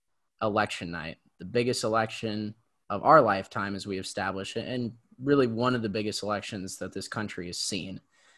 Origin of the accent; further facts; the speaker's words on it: San Jose, California, United States; I'm from San Jose.